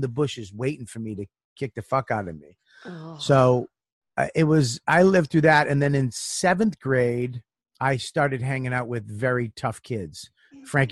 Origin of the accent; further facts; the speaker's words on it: Medford, Massachusetts, United States; moved away; I grew up in Medford